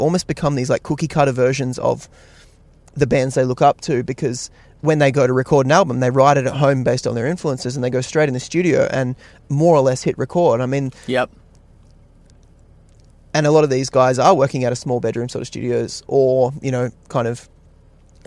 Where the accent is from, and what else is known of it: Australia